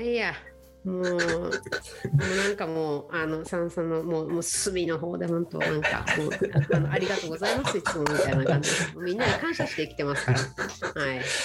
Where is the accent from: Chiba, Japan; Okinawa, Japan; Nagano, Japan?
Okinawa, Japan; moved away as an adult; also born or lived in Shanghai, China; 私沖縄県沖縄市ってところ出身なんですけど